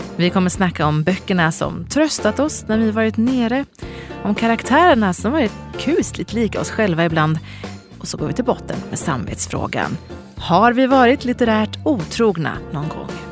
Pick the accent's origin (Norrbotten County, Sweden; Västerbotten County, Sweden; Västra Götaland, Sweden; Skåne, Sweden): Västra Götaland, Sweden; Gothenburg; also born or lived in Malmö; now in Stockholm, Sweden; jag är från Göteborg